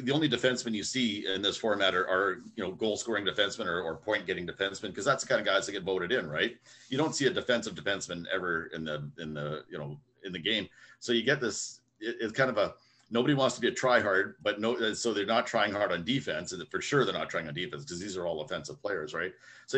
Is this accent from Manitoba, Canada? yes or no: yes; Winnipeg, Manitoba, Canada; from Winnipeg, from my hometown here